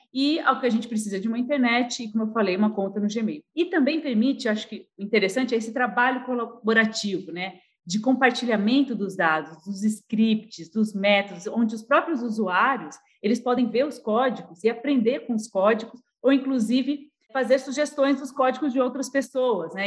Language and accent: Portuguese; São Carlos, São Paulo, Brazil; lá de São Carlos, São Paulo, minha cidade natal